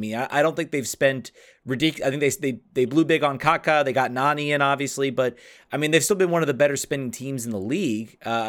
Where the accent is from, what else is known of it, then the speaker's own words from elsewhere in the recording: Richmond, Virginia, United States; I'm from Richmond